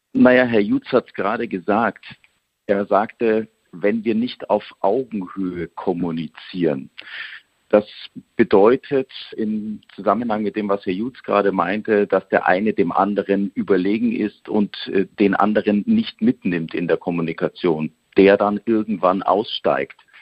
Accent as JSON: {"language": "German", "region": "Bavaria", "country": "Germany", "accent": "Bavarian", "said": "Spots, die ich in Bayerisch einsprechen kann"}